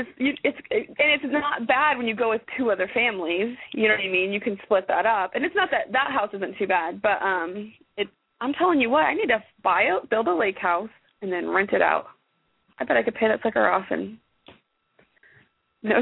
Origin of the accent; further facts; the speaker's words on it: Arizona, United States; now in Texas, United States; I'm from Arizona.